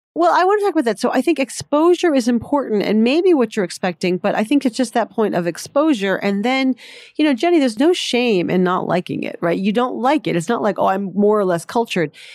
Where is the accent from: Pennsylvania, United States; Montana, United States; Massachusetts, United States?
Massachusetts, United States; Boston; I grew up in Boston.